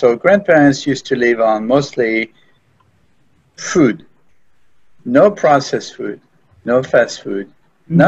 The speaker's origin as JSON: {"language": "English", "country": "France", "tie": "born or raised there", "moved": "yes", "lives_now": "United States", "said": "I was raised in France"}